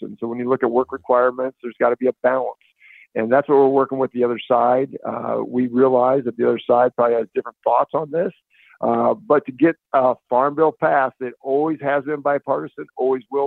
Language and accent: English; Northwest Iowa, United States; I'm from Northwest Iowa